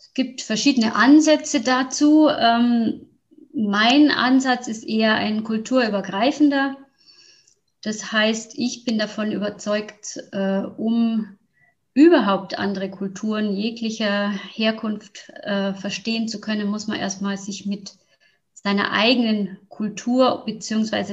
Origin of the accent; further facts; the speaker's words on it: Neubeuern, Bavaria, Germany; zu mir in mein Heimatdorf nach Neubeuern